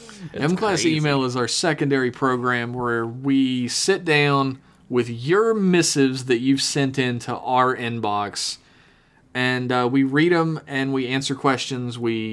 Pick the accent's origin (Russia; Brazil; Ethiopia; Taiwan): Brazil; I'm from Brazil.